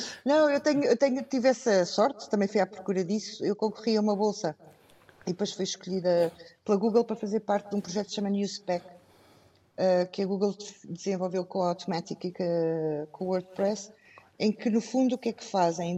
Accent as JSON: {"language": "Portuguese", "town": "Abrantes", "region": "Centro", "country": "Portugal", "tie": "born or raised there", "said": "Eu cresci em Abrantes e o nosso jornal tem sede em Abrantes"}